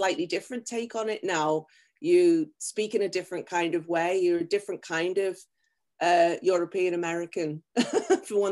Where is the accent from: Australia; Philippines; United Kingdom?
United Kingdom; Liverpool, North West England; moved away as an adult; also born or lived in Tokyo, Japan; now in Japan; I'm from Liverpool